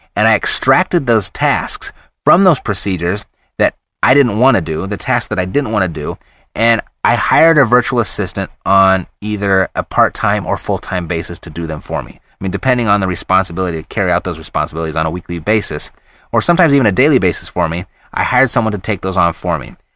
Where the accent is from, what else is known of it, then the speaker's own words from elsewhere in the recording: United States; being an American